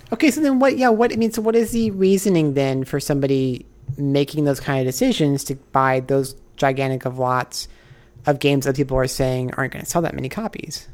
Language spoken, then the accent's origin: English; Nebraska, United States; moved away as an adult; also born or lived in Osaka, Japan; now in Los Angeles, United States; I'm from Nebraska.